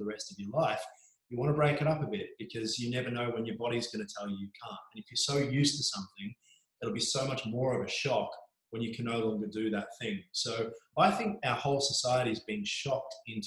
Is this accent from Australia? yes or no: yes; Mornington Peninsula, Victoria, Australia; I grew up on the Mornington Peninsula.